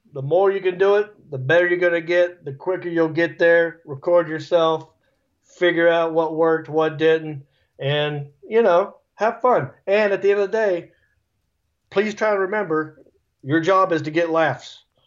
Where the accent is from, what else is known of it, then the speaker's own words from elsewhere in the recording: Hickory, North Carolina, United States; accent: redneck; moved away as an adult; also born or lived in Los Angeles; I'm from Hickory